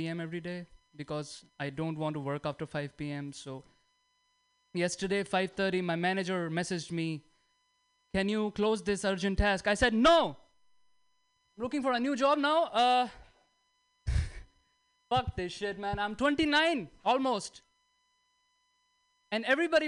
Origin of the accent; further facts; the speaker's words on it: India; moved away; I'm from India